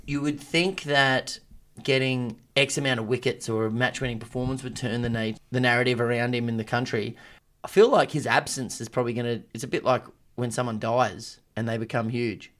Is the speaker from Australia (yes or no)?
yes; Australia; as an Australian, how good's this?